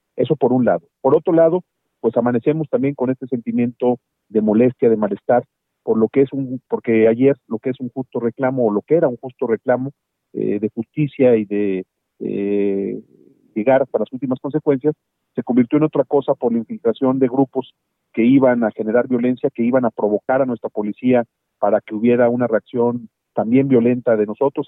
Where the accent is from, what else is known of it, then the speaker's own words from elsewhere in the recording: Mexico; Yo soy uno de los mexicanos